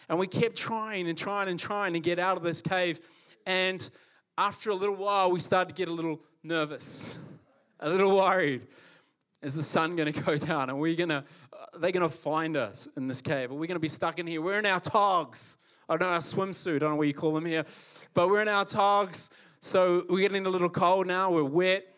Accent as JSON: {"language": "English", "country": "New Zealand", "tie": "born or raised there", "also_born_or_lived": "Calgary, Canada", "said": "I was born here in Calgary. So, born here, uh, and at the age of five, moved to New Zealand. My parents are both Kiwis."}